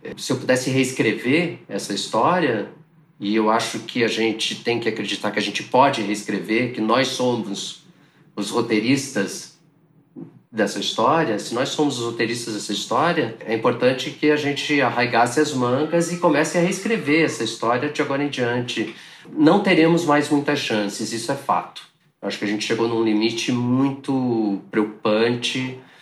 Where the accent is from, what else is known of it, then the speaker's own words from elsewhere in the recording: Curitiba, Paraná, Brazil; nos anos 80, em Curitiba, onde eu nasci.